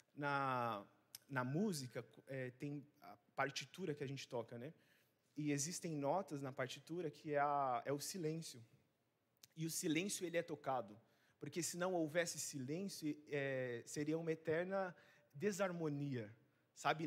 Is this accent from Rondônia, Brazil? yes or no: yes; Rondônia, Brazil; moved away as an adult; now in Vitória, Brazil; eu não sou daqui, eu sou de Rondônia. Então, por isso que às vezes meu sotaque vai ser diferente para você